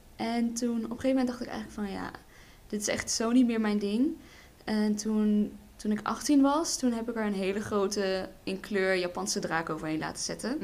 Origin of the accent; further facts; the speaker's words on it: Berlicum, North Brabant, Netherlands; ik kom uit Berlicum